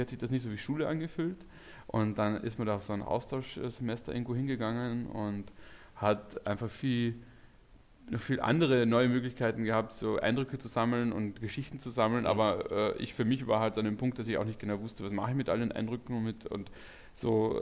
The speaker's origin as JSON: {"language": "German", "region": "Carinthia", "country": "Austria", "tie": "born or raised there", "moved": "as an adult", "lives_now": "Berlin, Germany", "said": "ich komme eigentlich aus dem Süden von Österreich, das ist direkt äh, neben Slowenien und Italien."}